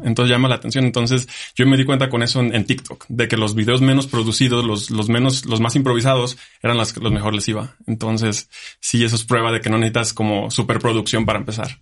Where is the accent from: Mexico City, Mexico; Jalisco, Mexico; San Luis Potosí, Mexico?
Jalisco, Mexico; moved away as an adult; also born or lived in Germany; now in Aguascalientes, Mexico; yo vivía en un pueblo, yo soy de Jalisco. Entonces, mi pueblito tiene seis mil habitantes.